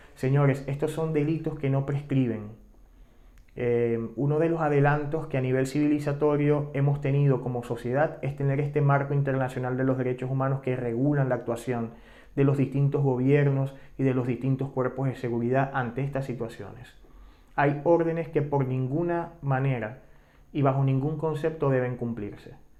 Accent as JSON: {"language": "Spanish", "country": "Venezuela", "moved": "yes", "said": "como venezolanos, tanto los que siguen en Venezuela como los que hemos tenido que emigrar"}